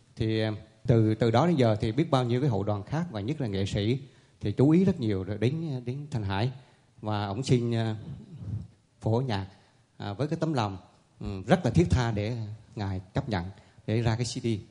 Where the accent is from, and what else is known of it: Vietnam; now in Montreal, Canada